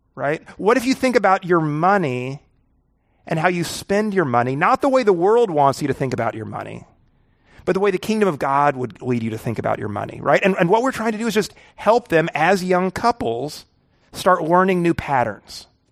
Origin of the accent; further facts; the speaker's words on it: the Ozarks, United States; I'm from the Ozarks.